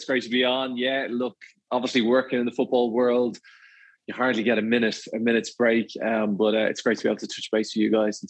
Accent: Ireland; Well, I grew up in Ireland.

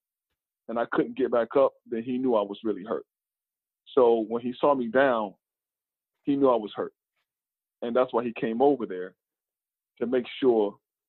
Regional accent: North Carolina, United States; born or raised there; moved away as an adult

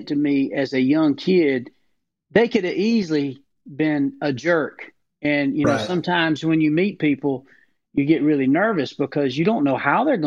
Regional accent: Booger Bottom, Georgia, United States; growing up in Booger Bottom, Georgia

